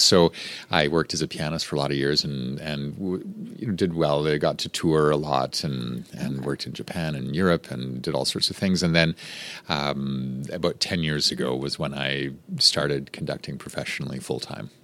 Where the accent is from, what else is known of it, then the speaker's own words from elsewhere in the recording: Rocky Mountains, Western Canada, Canada; moved away as an adult; now in Baton Rouge, United States; I grew up in Western Canada in the Rocky Mountains